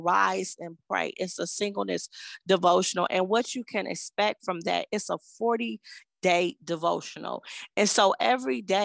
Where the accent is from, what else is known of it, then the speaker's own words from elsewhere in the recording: Cleveland, Ohio, United States; I am from Cleveland, Ohio